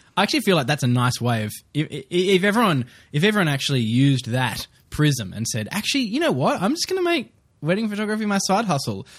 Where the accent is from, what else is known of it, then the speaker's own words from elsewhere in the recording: Queensland, Australia; I'm a Queenslander.